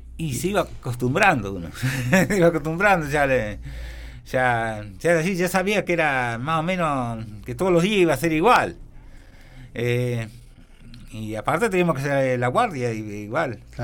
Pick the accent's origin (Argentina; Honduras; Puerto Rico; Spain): Argentina; Huinca Renancó, Córdoba; Después llegué a mi pueblo, yo en ese entonces vivía en Wincar Renancó